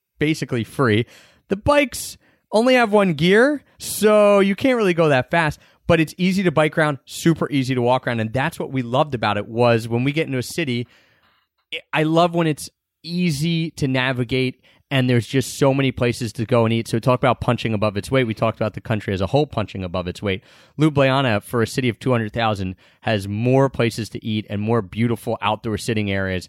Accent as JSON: {"language": "English", "town": "Philadelphia", "region": "Pennsylvania", "country": "United States"}